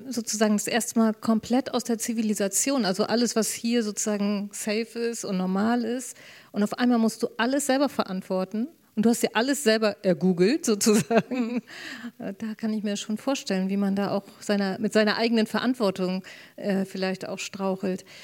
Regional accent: Germany; äh, viele Norweger, ein paar Schweden, Dänen und äh, ich eben als, als Deutsche.

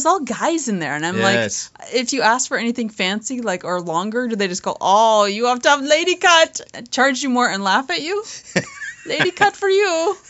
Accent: Canada; because I'm Canadian

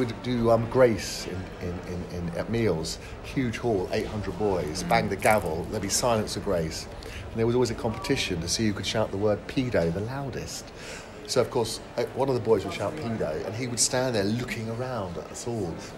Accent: Bishop's Stortford, East of England, United Kingdom; also born or lived in Horsham, Sussex; I was born in Hertfordshire, in a town called Bishop Stortford

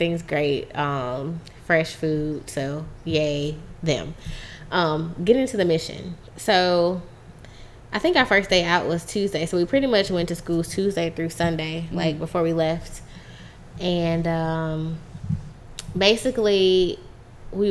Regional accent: United States; as an American

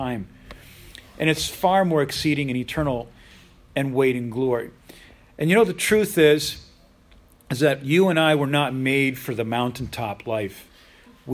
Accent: United States; in the United States, we have an amazing country

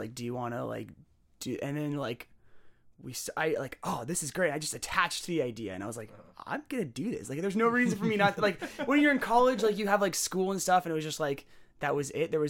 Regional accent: Alberta, Canada; I grew up in Alberta near your house.

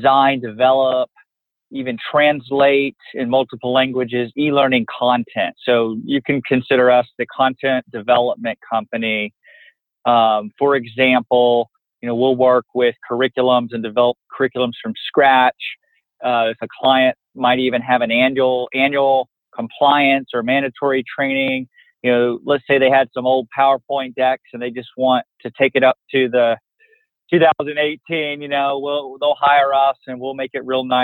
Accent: Fort Worth, Texas, United States; grew up in Fort Worth

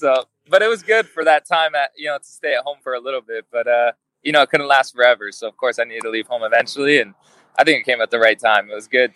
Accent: Las Vegas, Nevada, United States; also born or lived in Tucson, Arizona; now in Los Angeles, United States; I grew up in Las Vegas, and that is some intense heat.

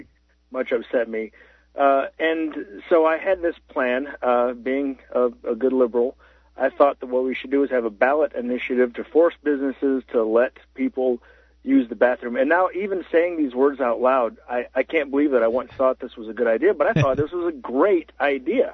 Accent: Central Florida, United States; now in Colorado, United States; I'm from the uh, touristy part of Florida, Central Florida, uh, around the House of the Mouse.

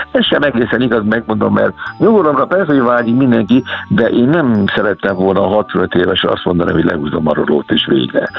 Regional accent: Somogy, Hungary; also born or lived in Kaposvár / Budapest / overseas; now in Keszthely area, Hungary; Nekem se esik a egykori szülőföldemtől távol, hiszen én Somogyi vagyok

